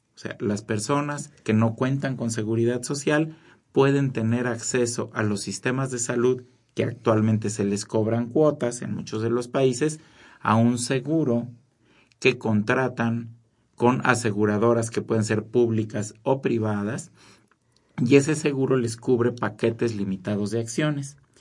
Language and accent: Spanish; Mexico